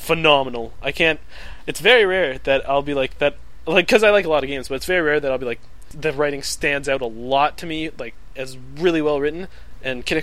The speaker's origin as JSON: {"language": "English", "country": "Canada", "said": "I'm a Canadian"}